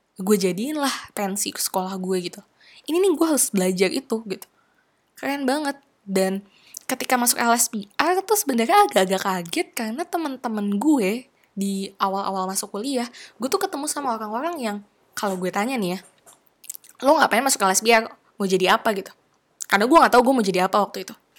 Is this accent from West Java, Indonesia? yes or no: yes; Cirebon, West Java, Indonesia; moved away; bawaan gue dari Cirebon